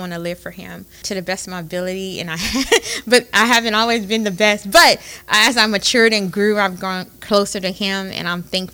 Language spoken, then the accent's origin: English; Opelousas, Louisiana, United States; I am from Opelousas, born and raised Opelousas